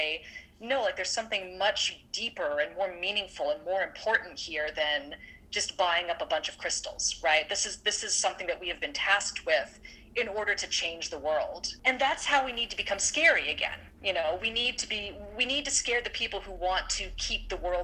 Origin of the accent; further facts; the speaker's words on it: Orange County, California, United States; moved away as an adult; I grew up in Orange County, California, which has a huge, huge evangelical population. And that was kind of what I was immersed in for the first 18 years of my life